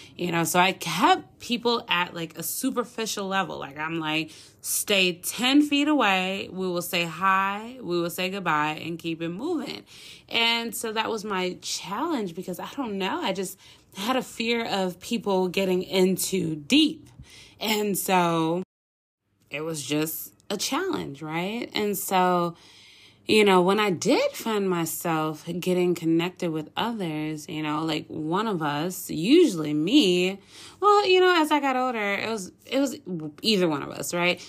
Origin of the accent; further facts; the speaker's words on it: Minneapolis, Minnesota, United States; moved away as an adult; now in Dallas-Fort Worth, United States; I grew up in Minneapolis, you know, born and raised